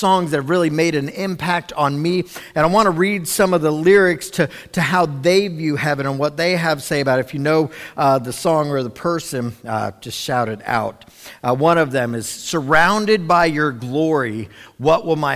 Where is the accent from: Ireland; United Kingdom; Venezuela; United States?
United States; Cincinnati, Ohio; I know when I was like 7 or 8, I grew up in Cincinnati.